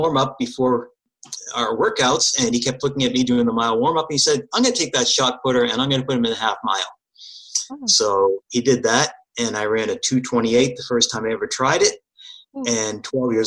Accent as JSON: {"language": "English", "town": "Wellesley", "region": "Massachusetts", "country": "United States", "tie": "born or raised there", "also_born_or_lived": "New Jersey", "said": "I grew up in Wellesley, Massachusetts, which happens to be the halfway point of the Boston Marathon. Actually, I moved to Wellesley when I was about 12 years old"}